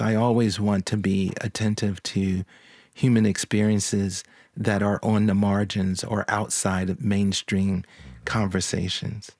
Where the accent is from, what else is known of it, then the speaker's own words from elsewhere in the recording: Philadelphia, Pennsylvania, United States; now in Nashville, United States; I grew up in Philadelphia.